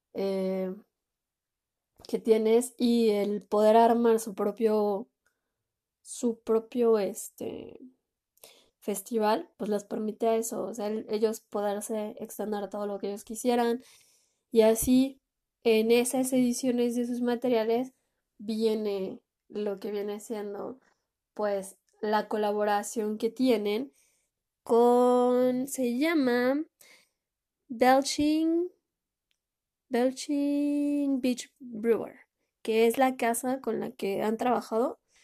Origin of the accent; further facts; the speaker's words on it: Mexico; mi país